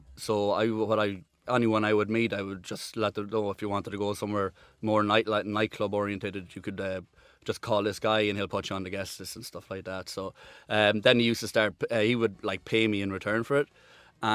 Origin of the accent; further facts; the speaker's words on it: Ireland; kind of just knew you as the Irish guy.